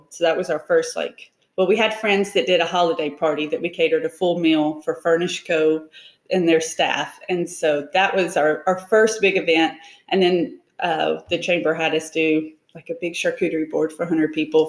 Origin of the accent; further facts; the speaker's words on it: Decatur, Alabama, United States; I am from Decatur. Okay. So the Tennessee Valley area.